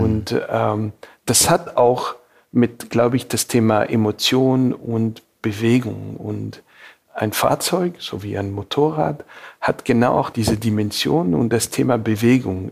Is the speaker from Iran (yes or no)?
no; Montreal, Quebec, Canada; German is a second language; moved away as an adult; also born or lived in Beirut, Lebanon / Munich, Germany / California, United States; Montreal ist definitiv so mein Heimatstadt